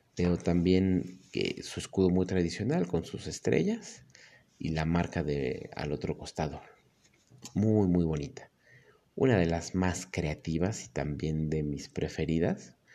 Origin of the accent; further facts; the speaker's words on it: Mexico; soy mexicano